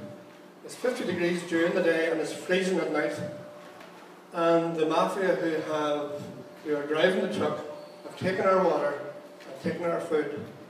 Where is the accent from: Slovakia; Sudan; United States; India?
Sudan; Darfur; I'm 26 years old. I'm from Darfur in southwest Sudan. My country is very rich.